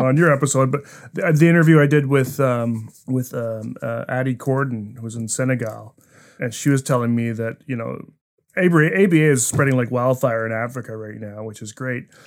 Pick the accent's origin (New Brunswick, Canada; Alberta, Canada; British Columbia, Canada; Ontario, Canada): New Brunswick, Canada; moved away as an adult; I was an East Coast kid. I grew up in New Brunswick, spent a lot of years there